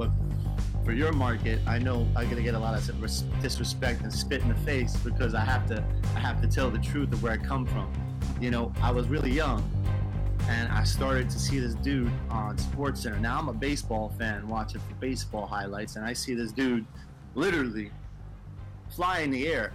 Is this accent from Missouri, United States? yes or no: no; New York, United States; I'm living in New York.